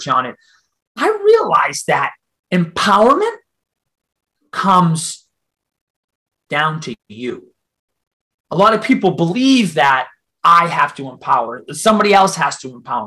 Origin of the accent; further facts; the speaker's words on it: Boston, Massachusetts, United States; accent: Boston; I'm from Boston